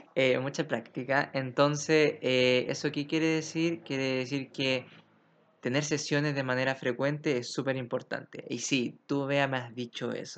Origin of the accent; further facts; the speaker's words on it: Santiago, Santiago Metropolitan Region, Chile; un santiaguino como yo